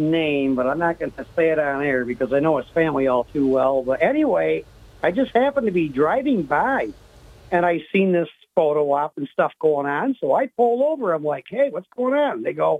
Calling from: Owego, New York, United States; from Owego.

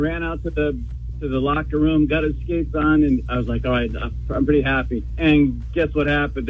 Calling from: South Berwick, Maine, United States; from South Berwick.

